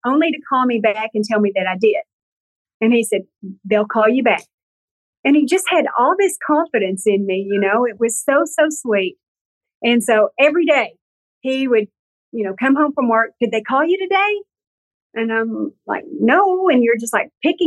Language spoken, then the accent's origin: English; the South, United States; I'm from the South